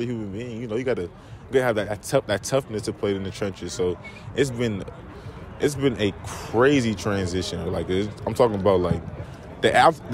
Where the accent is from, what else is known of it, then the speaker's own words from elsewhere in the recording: Torrance, California, United States; also born or lived in La Habra, California / Nigeria (ancestry); I was born in the Los Angeles County, Torrance, California, to be exact. But I moved to La Habra when I was like 16 years old